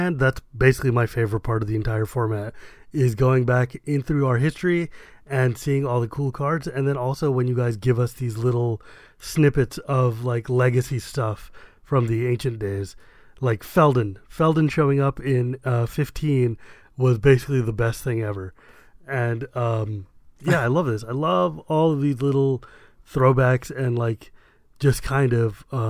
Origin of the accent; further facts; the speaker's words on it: California, United States; Look, yeah, I'm from California.